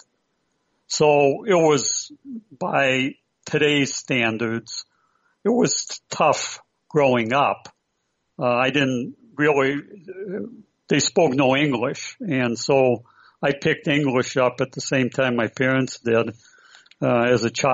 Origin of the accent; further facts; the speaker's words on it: Prairie du Chien, Wisconsin, United States; moved away as an adult; also born or lived in San Francisco Bay Area, California; we were the sole Ukrainian family in this little town growing up.